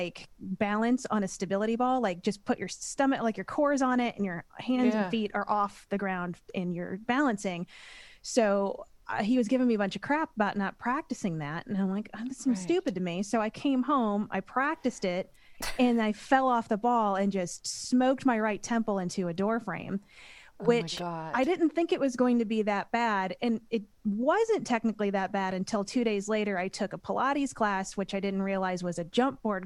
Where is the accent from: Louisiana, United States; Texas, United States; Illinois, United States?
Illinois, United States; Millstadt; I grew up in Millstadt, Illinois, which is about a half hour outside of St. Louis.